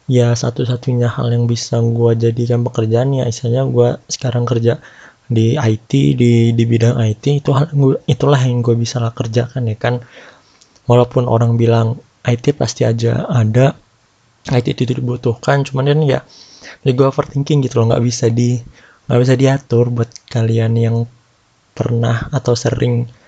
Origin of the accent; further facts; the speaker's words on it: Jakarta, Indonesia; ini gue kan eh, orang Jakarta buat yang orang Jakarta kan tahu dulu itu Jakarta PSBB-nya strict lah ketat